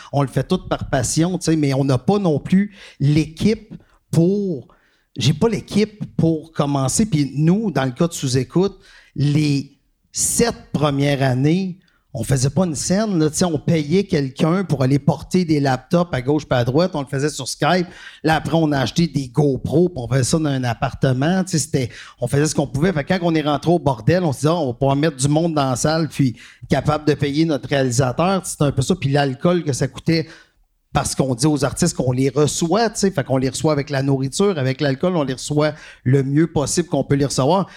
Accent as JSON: {"language": "French", "region": "Quebec", "country": "Canada", "said": "on est Québécois"}